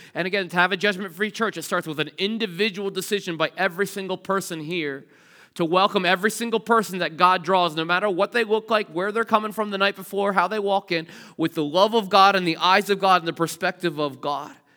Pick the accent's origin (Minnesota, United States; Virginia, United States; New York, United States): Virginia, United States; Richmond; moved away; I grew up in Richmond